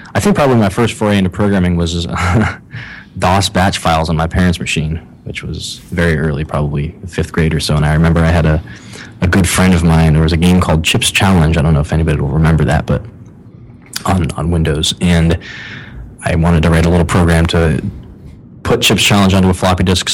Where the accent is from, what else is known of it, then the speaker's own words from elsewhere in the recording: Ohio, United States; moved away as an adult; also born or lived in Illinois / San Francisco; I'm from the Midwest. I actually grew up in Ohio.